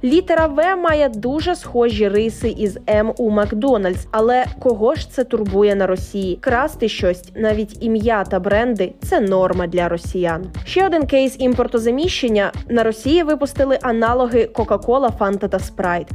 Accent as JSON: {"language": "Ukrainian", "country": "Ukraine", "said": "Ми з України."}